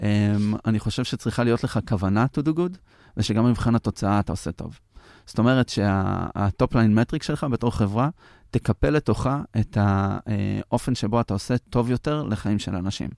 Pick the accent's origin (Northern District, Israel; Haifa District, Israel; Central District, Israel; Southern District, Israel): Central District, Israel; Petah Tikva; גדלתי. כן. ליד השוק בפתח תקווה